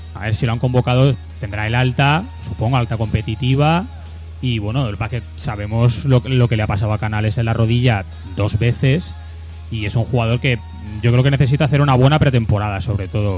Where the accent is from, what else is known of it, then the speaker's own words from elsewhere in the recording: Spain; yo como español